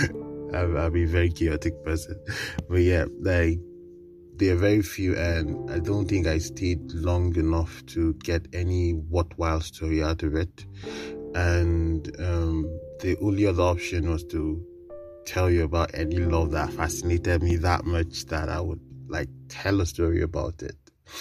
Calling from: Kaduna, Kaduna State, Nigeria; I am recording from Kaduna, Nigeria.

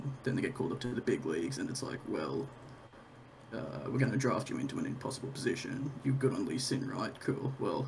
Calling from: Brisbane, Queensland, Australia; I'm calling from Brisbane, Australia.

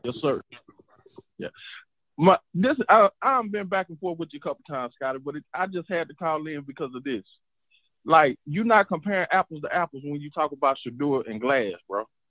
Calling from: Dallas, Texas, United States; I'm calling from Dallas, Texas

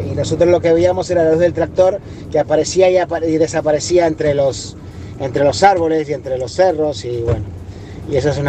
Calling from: Barcelona, Catalonia, Spain; aquí de Barcelona

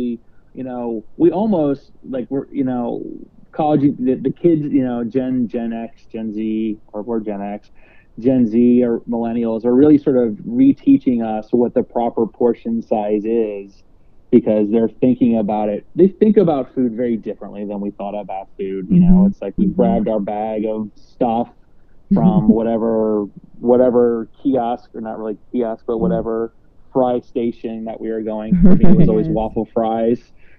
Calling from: Toronto, Ontario, Canada; I'm speaking from Toronto, and, you know, the differences in plate size from a restaurant here in Toronto versus what you see at a very similar restaurant in the U.S. is always quite amusing to me.

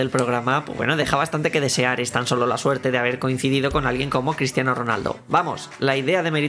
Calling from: Málaga, Andalusia, Spain; Hola chicos … de Málaga

